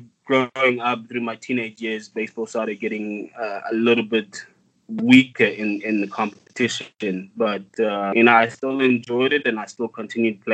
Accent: South Africa; growing up in South Africa

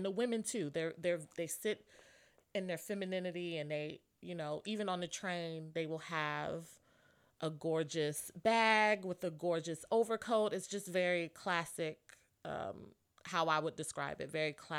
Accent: Buffalo, New York, United States; I'm from Buffalo.

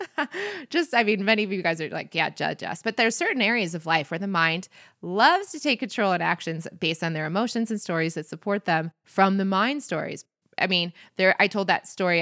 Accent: Michigan, United States; moved away; I'm from Michigan. Like that is not from my childhood in the 90s

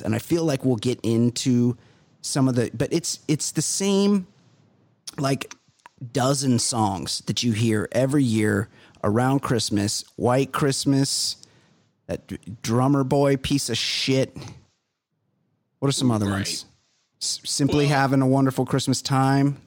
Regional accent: Costa Mesa, California, United States; I grew up white trash. I'm from Costa Mesa

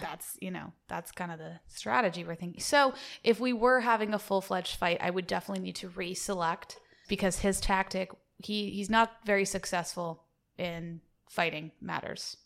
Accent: the South, United States; accent: Southern; being from the South, I like to do my Southern accent a lot.

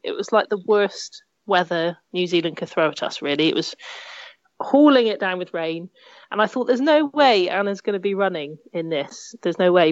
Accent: Cornwall, South West England, United Kingdom; I grew up in Cornwall

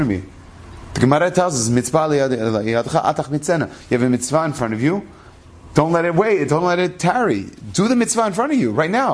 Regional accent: Denver, Colorado, United States; I'm an American. I grew up in Denver, Colorado

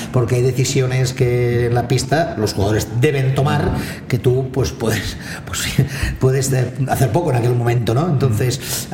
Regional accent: Barcelona, Catalonia, Spain; mi familia vive allá, al lado mismo mm. de la calle Bagur, ¿no? Mm en la carretera de Sans y de pequeño de infantil creo que fue, mi padre me llevó a jugar al Jack

